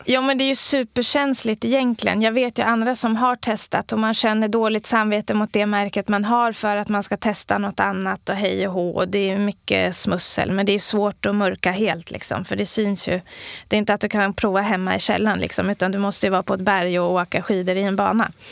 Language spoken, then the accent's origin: Swedish; Sweden; man är stolt över sitt land och att vara svensk